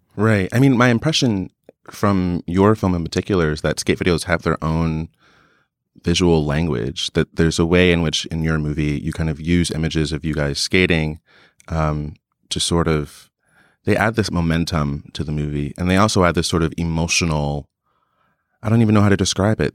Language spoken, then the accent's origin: English; New Jersey, United States; I'm from New Jersey. I didn't have any skate, really many skateboarders in my town